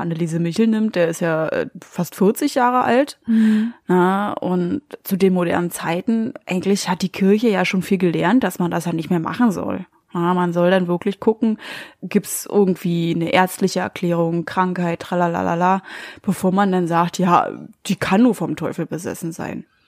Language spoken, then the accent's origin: German; Germany; bei uns in Deutschland